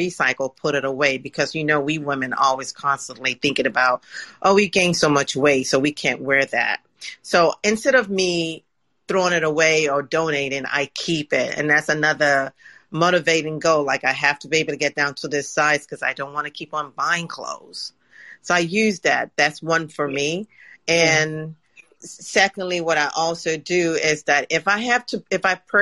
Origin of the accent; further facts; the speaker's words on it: England, United Kingdom; moved away; I grew up in England too.